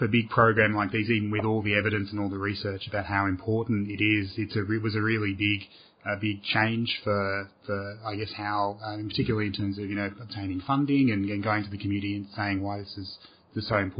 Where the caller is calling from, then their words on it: Australia; I'm calling from Australia